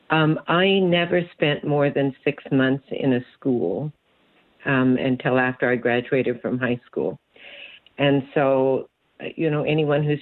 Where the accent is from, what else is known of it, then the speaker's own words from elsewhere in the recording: California, United States; moved away as an adult; also born or lived in Oxnard; now in Hawaii, United States; Yeah, I was born in Oxnard. My dad was a builder, and we, in my young life, lived all around Southern California and out in the desert.